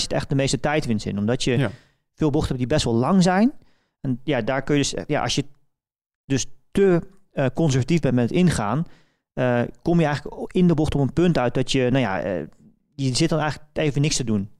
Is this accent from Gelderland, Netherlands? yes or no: yes; Velp, Gelderland, Netherlands; ik ben natuurlijk opgegroeid in Velp